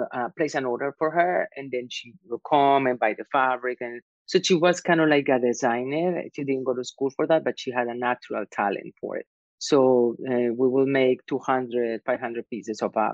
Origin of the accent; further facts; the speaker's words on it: Medellín, Antioquia, Colombia; English is a second language; moved away as an adult; now in New York, United States; I was born in Medellin, Colombia, which is a textile industry mecca in Latin America. And my family also in the manufacturing business. So I grew up among fabrics and sewing machines and cutting.